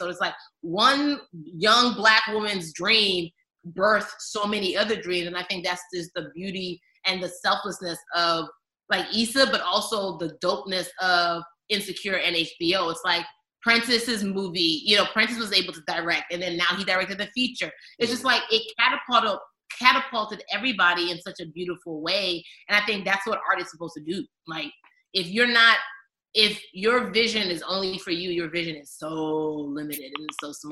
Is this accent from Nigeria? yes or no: yes; Nigeria; I'm a Nigerian. There's a baby on my back and a pail of water on my head right now.